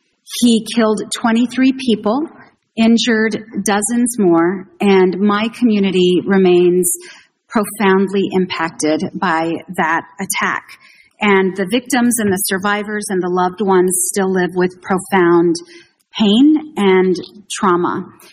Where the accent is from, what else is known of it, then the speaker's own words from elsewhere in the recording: El Paso, Texas, United States; my district and my hometown of El Paso, Texas